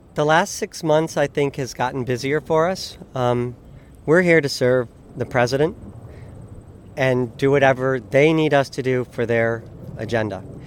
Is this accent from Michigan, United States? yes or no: yes; Michigan, United States; moved away; I'm from Michigan.